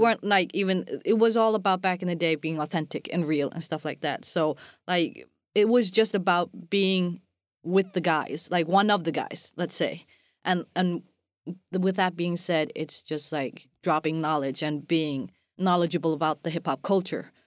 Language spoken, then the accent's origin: English; Iceland